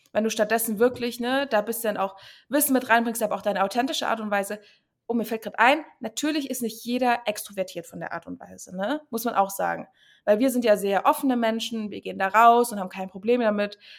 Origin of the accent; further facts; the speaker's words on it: Chemnitz, Saxony, Germany; moved away as an adult; now in Berlin, Germany; komme ich ursprünglich aus Chemnitz, bin aber vor sechs, sieben Jahren nach Berlin gezogen